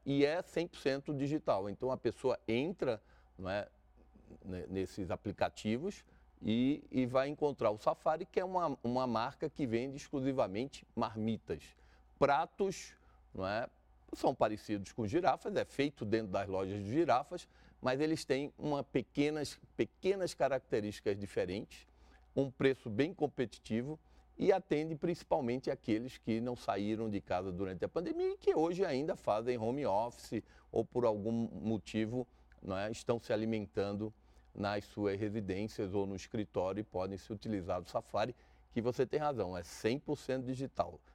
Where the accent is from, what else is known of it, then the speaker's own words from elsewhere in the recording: Brasília, Federal District, Brazil; Nós nascemos em Brasília